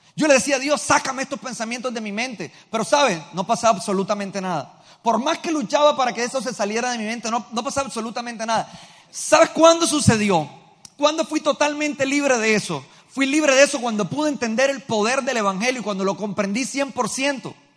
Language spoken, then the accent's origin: Spanish; Colombia; nosotros como pueblo colombiano